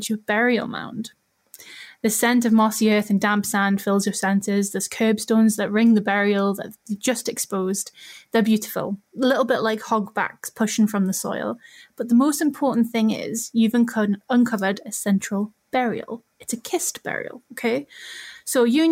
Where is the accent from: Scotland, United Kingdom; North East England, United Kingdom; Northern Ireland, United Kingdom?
North East England, United Kingdom; Newcastle upon Tyne; I'm from Newcastle, I'm from Northumberland